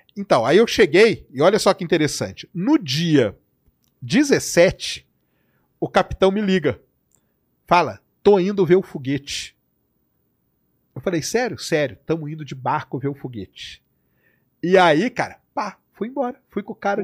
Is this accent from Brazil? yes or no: yes; Brazil; eu sou brasileiro